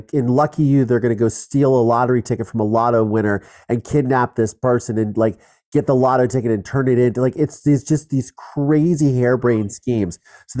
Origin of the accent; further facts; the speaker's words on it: Ohio, United States; I grew up in Ohio.